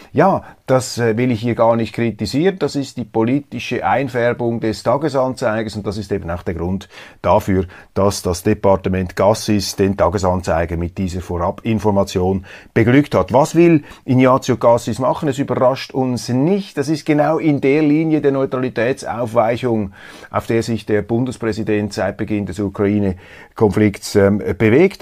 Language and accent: German; Switzerland